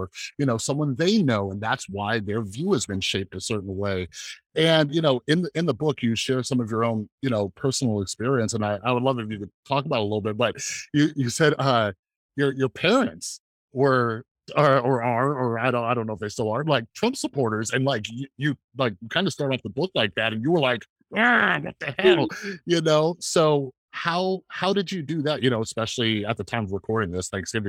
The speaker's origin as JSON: {"language": "English", "region": "West Coast", "country": "United States", "said": "I'm from the West Coast"}